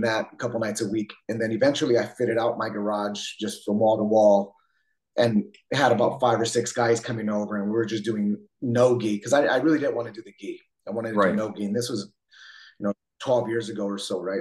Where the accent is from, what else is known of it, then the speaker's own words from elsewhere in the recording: San Jose, California, United States; also born or lived in Twain Harte, California; I grew up in San Jose, uh, kind of for the most part on the east side